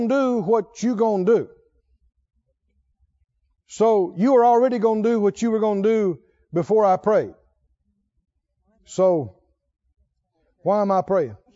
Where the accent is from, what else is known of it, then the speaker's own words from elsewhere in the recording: rural Mississippi, United States; when I was a little boy, growing up in Mississippi, rural Mississippi